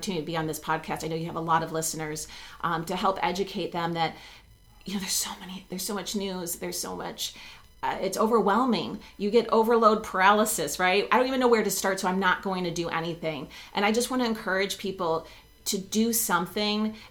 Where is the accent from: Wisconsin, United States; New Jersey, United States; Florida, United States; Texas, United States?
Texas, United States; now in Buffalo, United States; I grew up in Texas